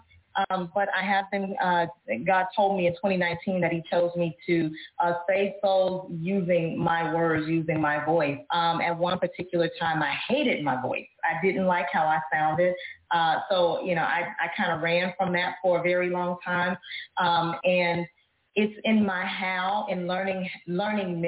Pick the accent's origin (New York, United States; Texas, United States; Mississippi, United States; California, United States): Texas, United States; Dallas; I am from Dallas, Texas, born and raised